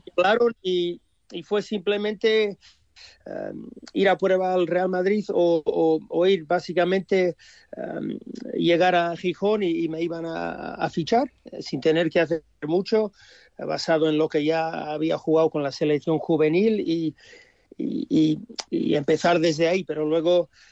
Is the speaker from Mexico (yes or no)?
no; Australia; moved away as an adult; also born or lived in Spain; un chaval de padres españoles nacer en Australia